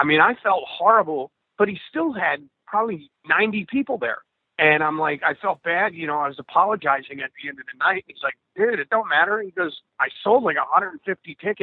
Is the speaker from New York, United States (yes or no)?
yes; New York, United States; my hometown, New York